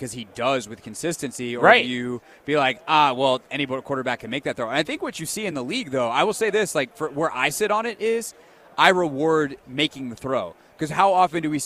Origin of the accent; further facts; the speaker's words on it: the Carolinas, United States; moved away; I grew up in the Carolinas.